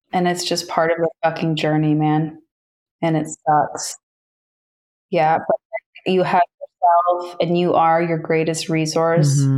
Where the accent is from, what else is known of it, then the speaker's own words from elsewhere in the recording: Toronto, Ontario, Canada; moved away as an adult; also born or lived in Australia / New York; my hometown of Toronto, Ontario